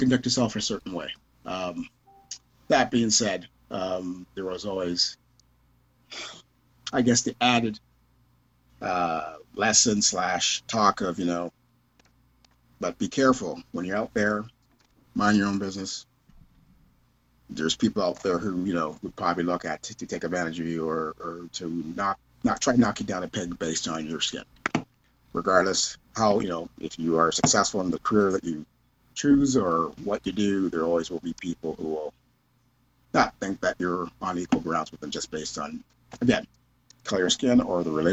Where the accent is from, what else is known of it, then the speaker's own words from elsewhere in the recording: Kitchener, Ontario, Canada; when I was younger, living, growing up in Kitchener